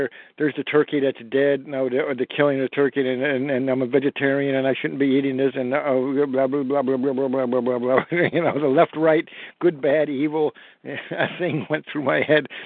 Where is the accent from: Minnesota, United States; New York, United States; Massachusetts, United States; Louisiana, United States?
Massachusetts, United States; Newton; I'm from Newton, Massachusetts